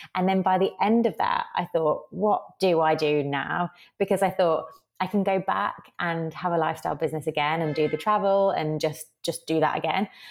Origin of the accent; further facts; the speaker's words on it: Birmingham, West Midlands, United Kingdom; I was actually in Birmingham, United Kingdom, my hometown